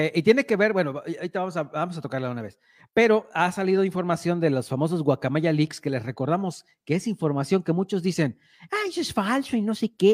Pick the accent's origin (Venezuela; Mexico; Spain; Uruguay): Mexico; La Huasteca; los mexicanos, en especial para los que somos de la Huasteca